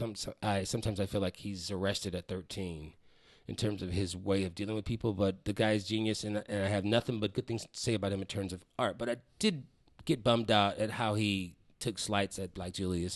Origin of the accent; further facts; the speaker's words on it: Waterloo, Iowa, United States; also born or lived in Chicago, Illinois / Atlanta, Georgia; now in Minneapolis, United States; I grew up in Waterloo, Iowa, born in Chicago